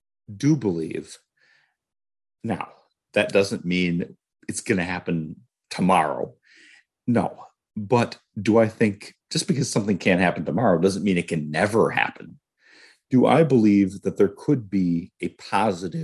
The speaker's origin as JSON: {"language": "English", "region": "Wisconsin", "country": "United States", "said": "I'm from Wisconsin"}